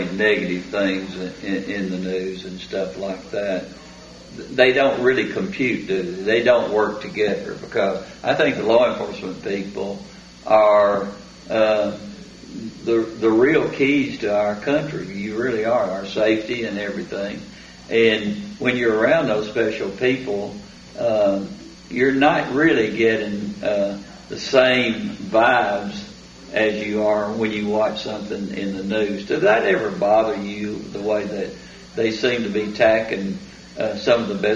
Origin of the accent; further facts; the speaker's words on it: Rutherford County, Tennessee, United States; growing up in Rutherford County